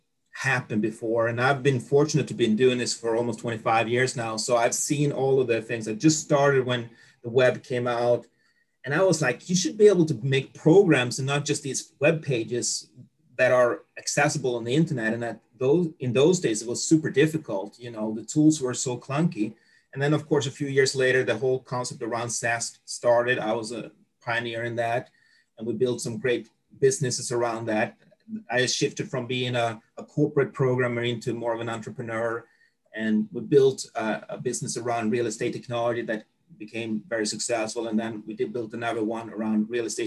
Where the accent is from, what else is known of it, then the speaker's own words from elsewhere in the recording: Sweden; moved away as an adult; also born or lived in United States; I grew up in Sweden.